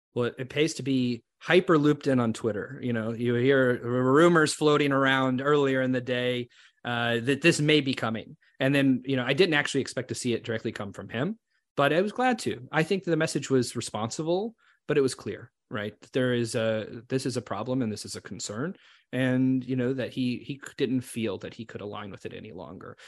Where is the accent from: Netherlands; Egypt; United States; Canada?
Canada; us as Canadian Jews